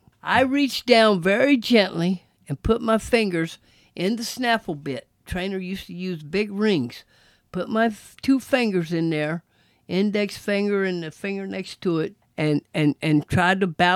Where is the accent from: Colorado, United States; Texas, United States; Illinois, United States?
Texas, United States; You know, I'm from Texas, man, riding at Texas.